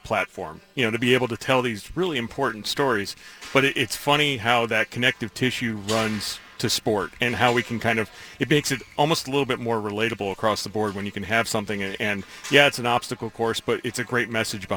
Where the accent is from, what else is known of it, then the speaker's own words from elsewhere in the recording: New York, United States; growing up in New York